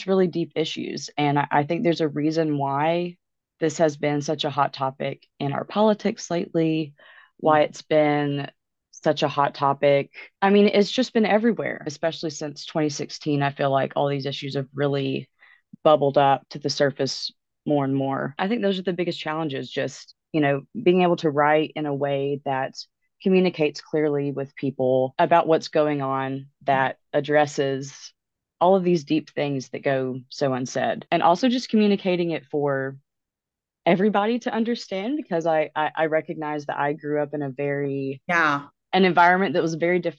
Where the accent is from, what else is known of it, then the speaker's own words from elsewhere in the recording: Alabama, United States; I'm from the South, I'm from Alabama